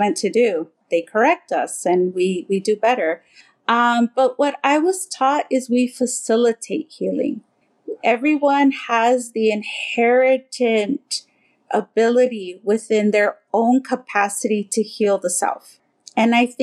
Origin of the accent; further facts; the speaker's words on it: Southern California, United States; I grew up here in Southern California